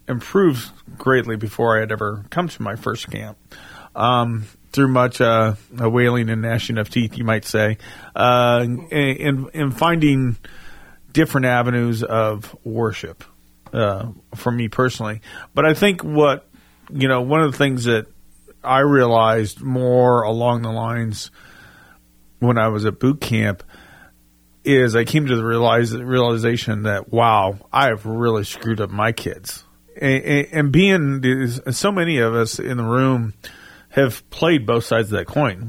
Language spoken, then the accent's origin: English; the South, United States; accent: Southern English; we grew up here in the South, so you know, our English is, you know, needs help anyways